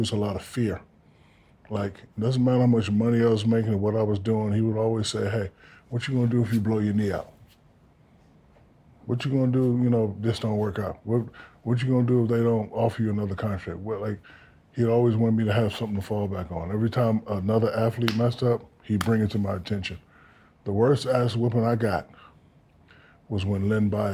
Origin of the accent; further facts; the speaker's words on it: Newark, New Jersey, United States; I'm from Newark, New Jersey